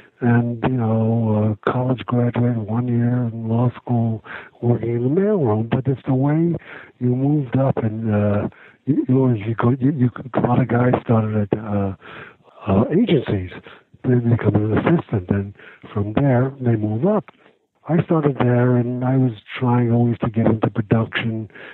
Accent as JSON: {"language": "English", "town": "New York City", "region": "New York", "country": "United States", "tie": "born or raised there", "said": "I'm from New York. I grew up in Brooklyn."}